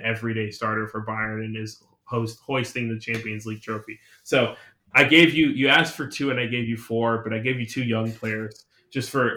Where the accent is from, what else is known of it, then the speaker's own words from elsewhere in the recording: United States; we're American